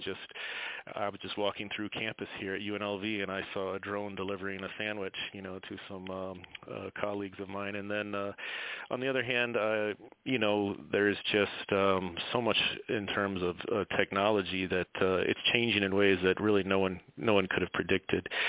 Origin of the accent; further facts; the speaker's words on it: Tampa, Florida, United States; as a kid growing up in Tampa, Florida, in the 80s.